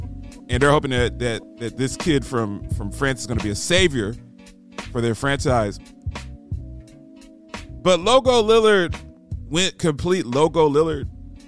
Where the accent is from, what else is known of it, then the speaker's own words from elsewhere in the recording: Columbus, Ohio, United States; moved away as an adult; also born or lived in Oregon; a thick kid growing up in Columbus, Ohio.